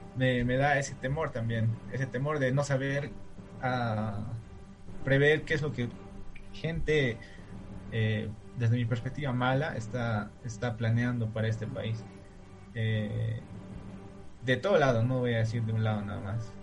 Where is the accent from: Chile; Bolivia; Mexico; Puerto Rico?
Bolivia; como bolivianos